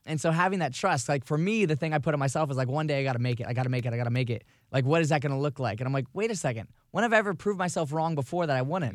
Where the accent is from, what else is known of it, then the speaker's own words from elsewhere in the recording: Vero Beach, Florida, United States; moved away; my hometown in Vero Beach, which is across the state.